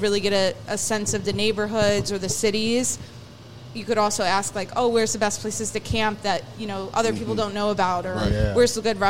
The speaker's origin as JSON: {"language": "English", "region": "Illinois", "country": "United States", "tie": "born or raised there", "moved": "yes", "lives_now": "Philadelphia, United States", "said": "I grew up in Illinois."}